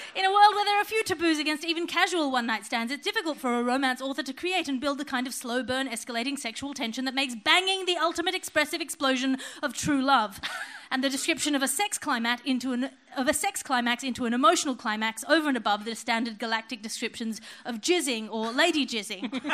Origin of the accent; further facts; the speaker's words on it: Australia; my being Australian